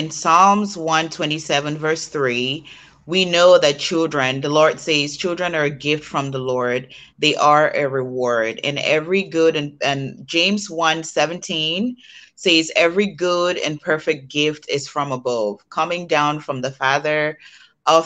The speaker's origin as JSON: {"language": "English", "country": "Cameroon", "moved": "yes", "lives_now": "Maryland, United States", "said": "So I live in Maryland. Originally from Cameroon"}